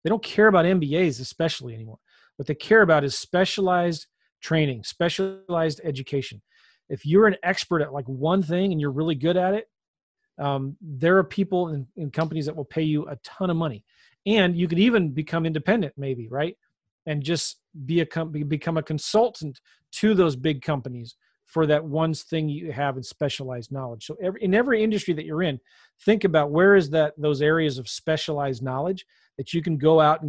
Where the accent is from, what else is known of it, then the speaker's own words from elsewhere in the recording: San Diego, California, United States; also born or lived in Los Angeles; now in St. Louis, United States; I'm from California. I was born in L.A., was kind of raised in San Diego, but moved a lot as a kid.